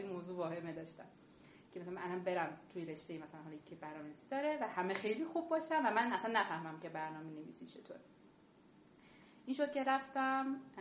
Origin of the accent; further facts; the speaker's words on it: Kerman, Kerman Province, Iran; moved away as an adult; اتفاقی که توی کرمان حالا من به عنوان یک شهرستانی برای من افتاده بود که من به شدت ضربه شهرستانی بودنم خوردم